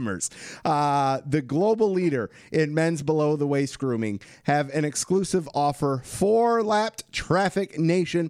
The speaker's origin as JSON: {"language": "English", "region": "Michigan", "country": "United States", "said": "we're both from Michigan."}